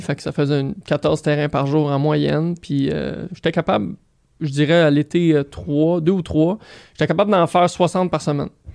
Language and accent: French; Saint-Lambert, Quebec, Canada; also born or lived in Greenfield Park, Quebec; Je suis né, euh, je suis né à Greenfield Park, à l'hôpital Charlemagne. Euh, j'ai grandi à Saint-Lambert